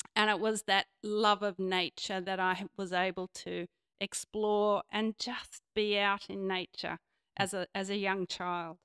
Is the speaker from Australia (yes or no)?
yes; Sydney, New South Wales, Australia; I grew up on Devlin's Creek